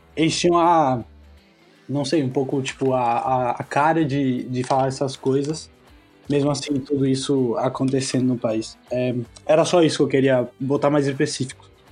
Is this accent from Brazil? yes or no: no; Argentina; Como argentino